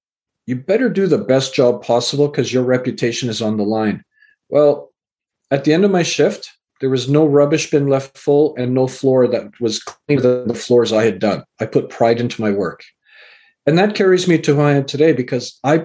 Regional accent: Canada; also born or lived in England; I was born in England and raised in Canada

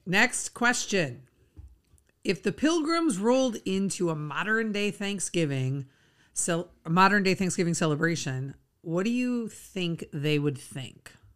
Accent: Minnesota, United States; We, we grew up in Minnesota

